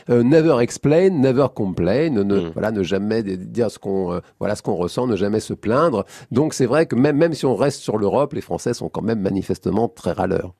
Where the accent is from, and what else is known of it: France